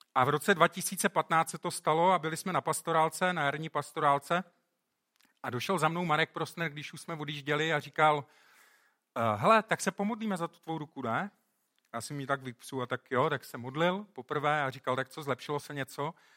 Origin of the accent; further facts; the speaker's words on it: Czechia; moved away; My jsme, v tomhle jsme teda hodně dopředu, jako Češi